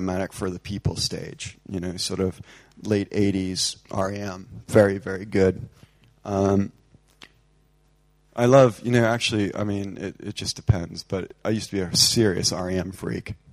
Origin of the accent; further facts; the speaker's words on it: United States; now in England, United Kingdom; I love being an American, but I much prefer living here right now